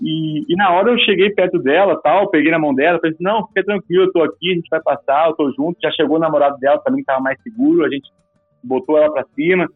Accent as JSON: {"language": "Portuguese", "region": "Rio Grande do Sul", "country": "Brazil", "tie": "born or raised there", "also_born_or_lived": "Pelotas, Brazil / Viçosa, Minas Gerais, Brazil", "moved": "as an adult", "lives_now": "Cachoeira Paulista, Brazil", "said": "Eu sou do Rio Grande do Sul, uhum. é, lá no Rio Grande do Sul, você sabe, as montanhas não, não passam muito mais de do que mil metros. Uhum. E embora eu tenha nascido praticamente, sou, sou é, não sou filho de, de, agricultor, mas meus parentes, a grande maioria é agricultor, então eu me criei na roça"}